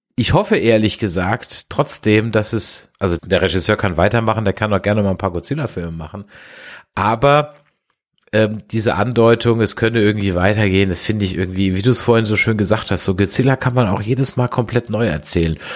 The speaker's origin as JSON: {"language": "German", "country": "Germany", "said": "als Deutscher"}